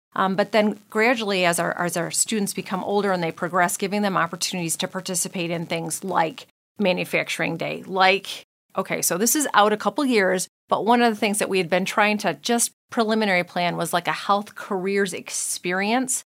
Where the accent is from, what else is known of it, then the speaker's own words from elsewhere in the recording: United States; I was born in Saint Clair County, so, you know, hometown girl.